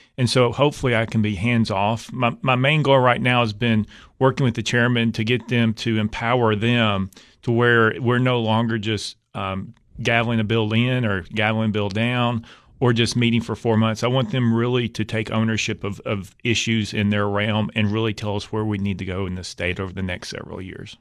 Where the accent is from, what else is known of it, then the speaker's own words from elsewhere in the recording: Knoxville, Tennessee, United States; also born or lived in Lake City, Tennessee / Cumberland County, Tennessee; I grew up in, in, uh, West Knoxville